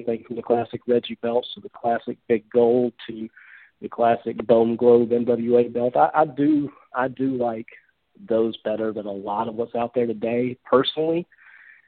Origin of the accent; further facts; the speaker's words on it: Memphis, Tennessee, United States; I grew up just outside of Memphis, Tennessee, so kind of one of the hotbeds in the country for wrestling